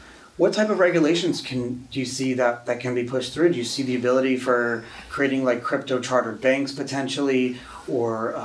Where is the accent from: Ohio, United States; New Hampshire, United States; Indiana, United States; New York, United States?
New York, United States; I grew up in New York